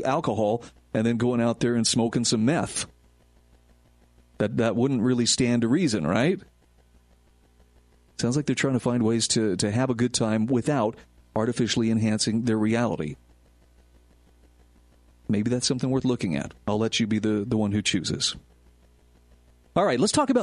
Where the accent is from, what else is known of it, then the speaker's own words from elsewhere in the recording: Utah, United States; where I live in my home state of Utah